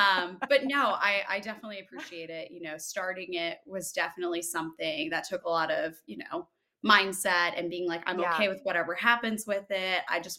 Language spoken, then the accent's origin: English; Massachusetts, United States; born there; So born in Massachusetts, moved around a lot for my dad's job, and then landed in the East Co